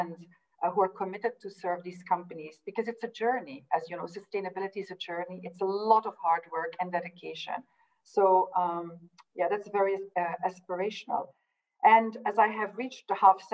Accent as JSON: {"language": "English", "country": "Belgium", "moved": "yes", "lives_now": "London, United Kingdom", "said": "I'm from Belgium, living in London."}